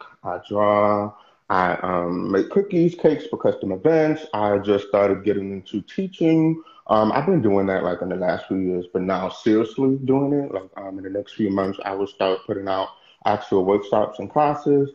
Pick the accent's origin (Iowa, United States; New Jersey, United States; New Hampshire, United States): New Jersey, United States; now in Houston, United States; I was raised in New Jersey and then moved back to Houston